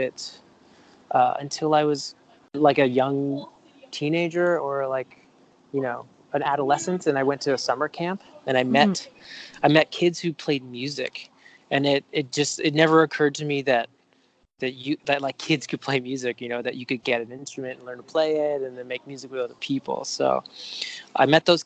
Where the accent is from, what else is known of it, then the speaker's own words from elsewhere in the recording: Vancouver, British Columbia, Canada; I grew up in Vancouver. Yeah, just on the west side of Vancouver. And aside from a year that I spent in Europe, I've lived here my whole life